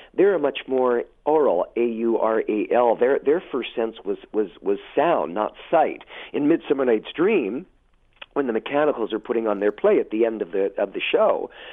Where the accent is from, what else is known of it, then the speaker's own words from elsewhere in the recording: Hamilton, Ontario, Canada; moved away as an adult; also born or lived in Toronto / Montreal; I was born and raised in Hamilton and Westdale